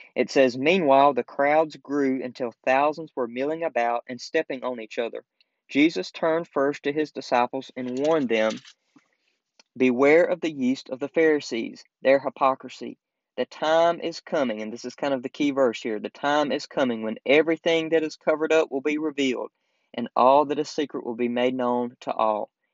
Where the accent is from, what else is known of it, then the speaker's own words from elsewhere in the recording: the South, United States; growing up in the South, you know, it's kind of the, still in a way, still kind of the Bible Belt.